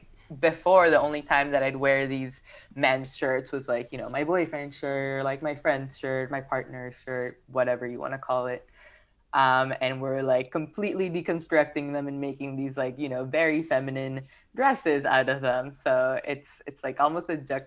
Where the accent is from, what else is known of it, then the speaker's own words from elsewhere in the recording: Peru; now in Los Angeles, United States; I am from Peru. I grew up there.